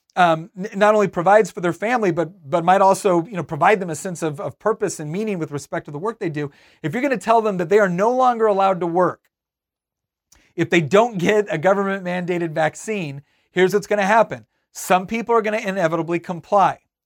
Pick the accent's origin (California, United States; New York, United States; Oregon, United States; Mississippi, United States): California, United States; Northern; moved away; also born or lived in Virginia; I grew up in Northern California.